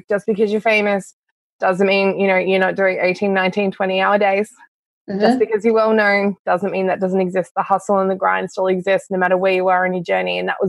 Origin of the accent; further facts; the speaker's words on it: East Gippsland, Victoria, Australia; also born or lived in Canada; now in Canberra, Australia; I am actually a very rural girl. I grew up in East Gippsland in Victoria, then moved to Canada, of all places